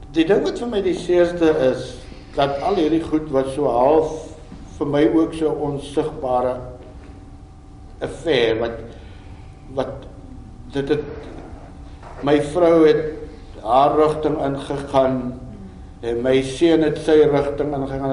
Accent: South Africa; ek is 'n boer man ek is Afrikaner

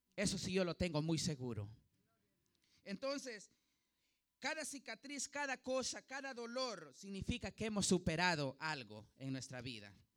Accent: Honduras; yo soy hondureño

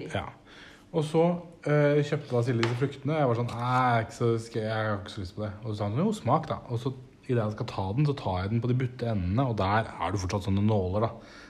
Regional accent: Nesodden, Akershus, Norway; Det kaller vi for dragegrass hjemme på Nesodden

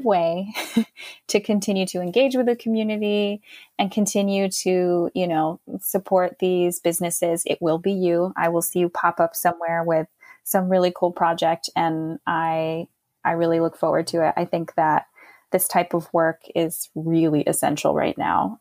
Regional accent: United States; also born or lived in Jordan; as an American with a certain amount of privilege

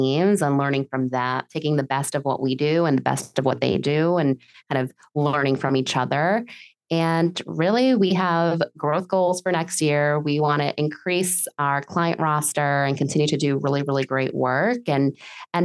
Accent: New York City, New York, United States; moved away as an adult; also born or lived in Massachusetts; now in Miami, United States; I grew up in New York City

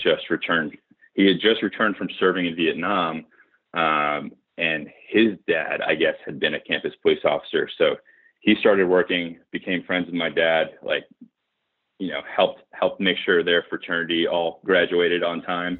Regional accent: Hartford, Connecticut, United States; moved away as an adult; also born or lived in Boston, Massachusetts / Upper West Side, Manhattan, New York; I grew up in New England. So born in Boston. Uh, childhood outside of Hartford, Connecticut

